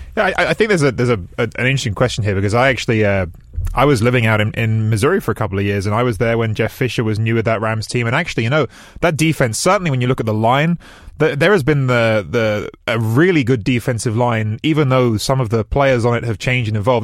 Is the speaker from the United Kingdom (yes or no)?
yes; England, United Kingdom; I have an Italian dad and I grew up in England